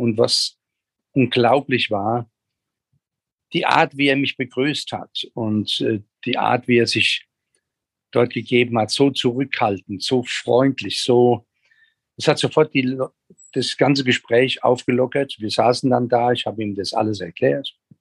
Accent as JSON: {"language": "German", "country": "Germany", "said": "als Deutsche"}